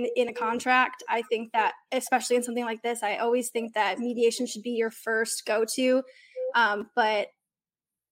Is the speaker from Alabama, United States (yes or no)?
no; Detroit, Michigan, United States; moved away as an adult; now in Nashville, United States; I'm from Detroit